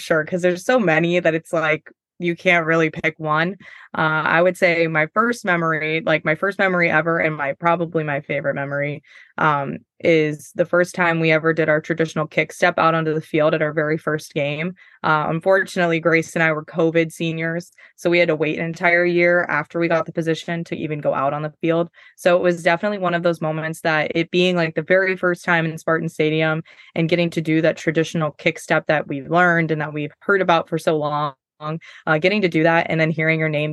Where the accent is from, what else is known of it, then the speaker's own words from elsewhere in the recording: West Middlesex, Pennsylvania, United States; moved away as an adult; now in East Lansing, United States; I'm from West Middlesex, Pennsylvania, and that I'm a senior